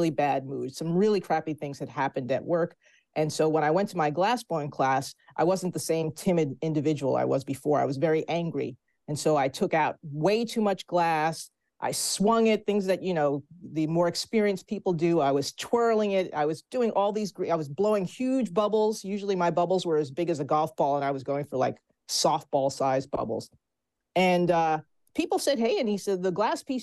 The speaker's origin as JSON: {"language": "English", "region": "New Jersey", "country": "United States", "said": "my home state of New Jersey"}